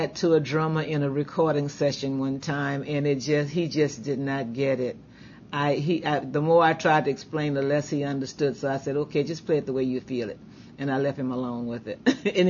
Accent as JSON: {"language": "English", "town": "New Orleans", "region": "Louisiana", "country": "United States", "tie": "born or raised there", "also_born_or_lived": "Ponchatoula, Louisiana", "said": "I wasn't born in New Orleans. I was born in Ponchatoula, Louisiana. But I grew up in New Orleans around music that was around me every day."}